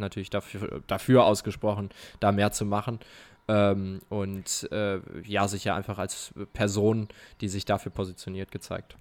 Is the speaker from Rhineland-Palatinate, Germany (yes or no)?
yes; Mayen, Rhineland-Palatinate, Germany; moved away; meine Heimat ist Mayen